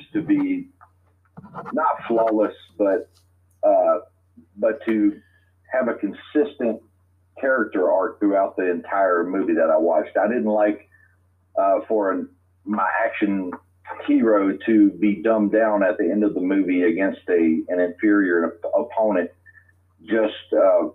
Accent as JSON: {"language": "English", "town": "Lecompte", "region": "Louisiana", "country": "United States", "tie": "born or raised there", "also_born_or_lived": "Alexandria, Louisiana / Forest Hill, Louisiana / Woodworth, Louisiana", "said": "I was born in Alexandria, Louisiana, and raised just south of there in a little town named LeCount and Forest Hill, and I currently live in Woodworth, Louisiana now"}